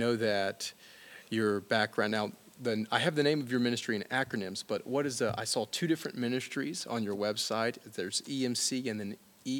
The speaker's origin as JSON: {"language": "English", "region": "Alabama", "country": "United States", "said": "I come from Alabama"}